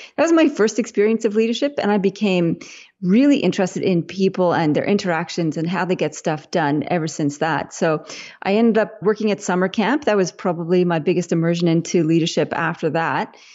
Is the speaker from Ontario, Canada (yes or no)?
no; Winnipeg, Manitoba, Canada; now in Australia; I'm Canadian originally, even though I live in Australia now. So I was in grade school in Winnipeg in Canada